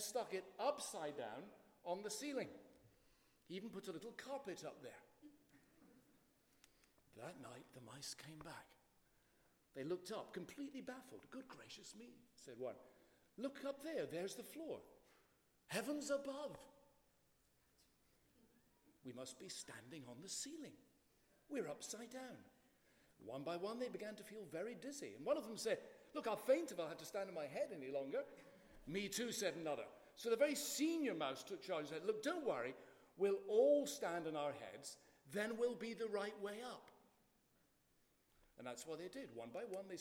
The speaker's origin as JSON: {"language": "English", "country": "United Kingdom", "also_born_or_lived": "Boston", "accent": "in-between Scottish and English, like the royal family", "said": "I'm half Scottish and half English, so what you're getting is not the real royal family accent. It's a kind of in-between"}